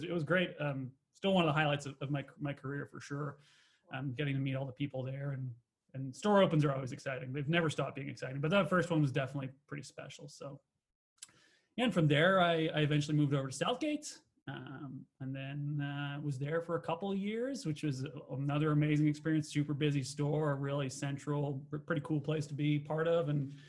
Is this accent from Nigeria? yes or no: no; Winnipeg, Manitoba, Canada; moved away as an adult; I came over here from Winnipeg to run an Elephant and Castle back in the day